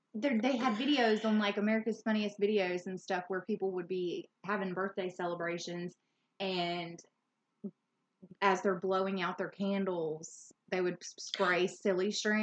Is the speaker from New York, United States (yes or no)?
no; Louisiana, United States; we're from Louisiana and we know how to pronounce most of the areas around here